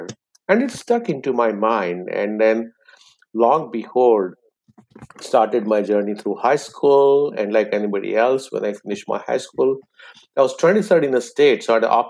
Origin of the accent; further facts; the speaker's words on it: India; moved away as an adult; also born or lived in England; now in United States; I applied to med school and got in the med school of my choice in my hometown. So I continued my journey thereafter, and the rest is a story. So I became an oncologist in India.